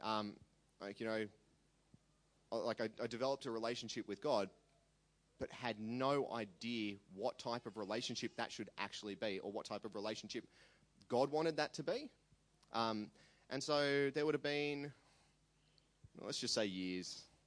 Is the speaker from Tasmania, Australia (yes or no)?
no; Sydney, New South Wales, Australia; also born or lived in Armidale, New South Wales; I was raised on the North Shore in Sydney.